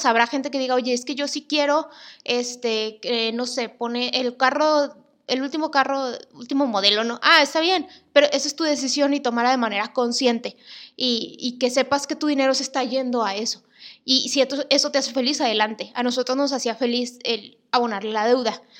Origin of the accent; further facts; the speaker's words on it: Monterrey, Nuevo León, Mexico; soy de Monterrey